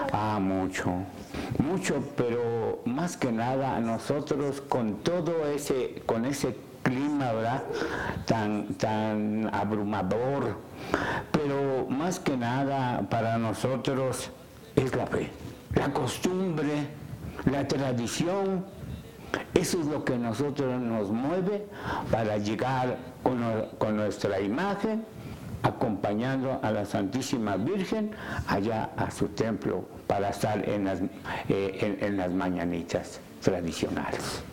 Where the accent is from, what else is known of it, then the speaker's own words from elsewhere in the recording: San Pedro Cholula, Puebla, Mexico; de mi pueblo, ¿verdad? de ese pueblo tan lindo, ese pueblo tan culto que, es San Pedro Cholula